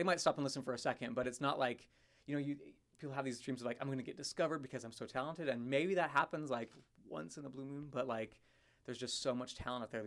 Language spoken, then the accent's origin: English; Mesa, Arizona, United States; I grew up in Mesa